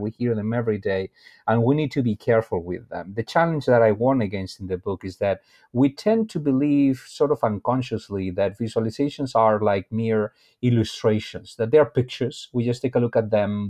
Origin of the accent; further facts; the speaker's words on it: Spain; moved away as an adult; also born or lived in Brazil; now in United States; I am originally from Spain